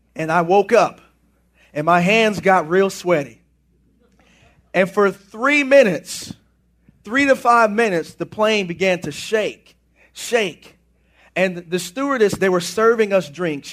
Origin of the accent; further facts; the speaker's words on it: United States; I am American